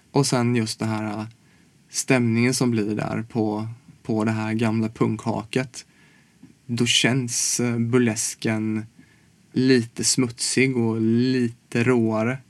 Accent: Småland, Sweden; now in Stockholm, Sweden; jag kommer från Småland

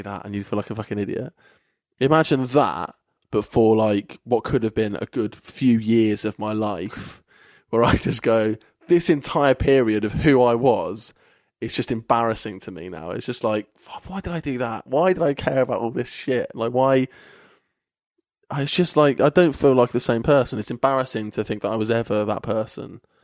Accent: Kettering, East Midlands, United Kingdom; now in Bristol, United Kingdom; Kettering, which is my hometown

